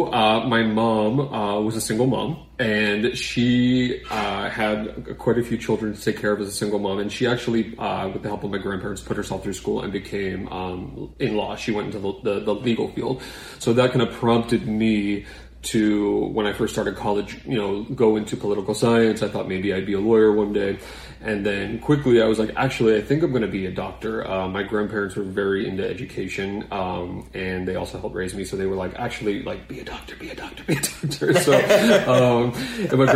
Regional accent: Boston, Massachusetts, United States; moved away; We're from Boston originally

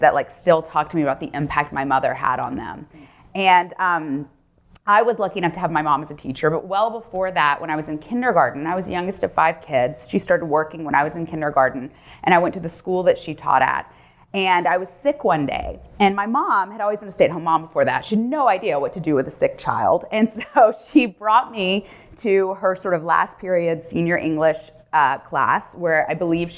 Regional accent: Memphis, Tennessee, United States; moved away; I grew up in Memphis, Tennessee

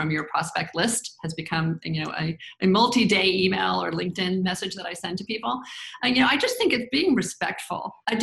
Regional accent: the South, United States; I grew up in the South, in the 80s is when I graduated from college.

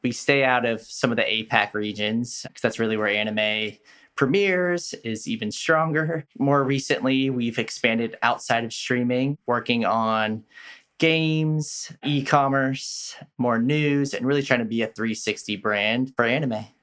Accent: Bay Area, California, United States; moved away; I'm from the Bay Area originally

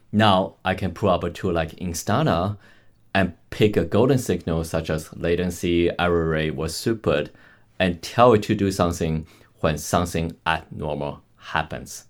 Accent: Canada; I'm Canadian

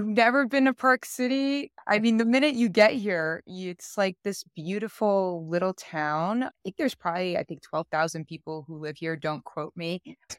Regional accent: Paris, Île-de-France, France; now in United States; I'm originally born and raised in Paris, France. I have lived all over the world just alone in the last 18 years. We've moved 11 times.

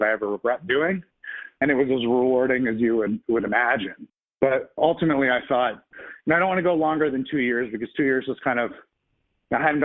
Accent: Connecticut, United States; moved away as an adult; also born or lived in San Francisco; now in New York, United States; I grew up in Connecticut

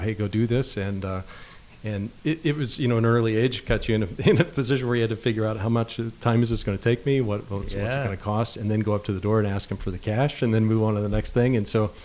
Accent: Summitville, Indiana, United States; a small town where I grew up in Summitville, Indiana.

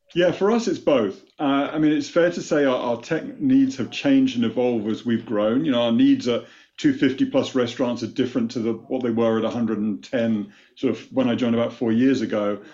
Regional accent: United Kingdom; born or raised there; moved away as an adult; now in United States

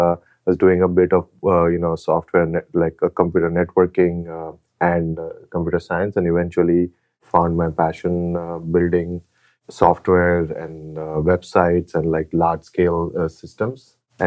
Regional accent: Mumbai, Maharashtra, India; moved away as an adult; now in United States; Yeah, so I was born in India and in Bombay

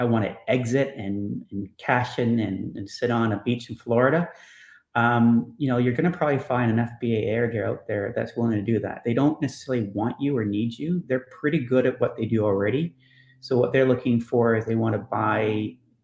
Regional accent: Canada; Canadian humble

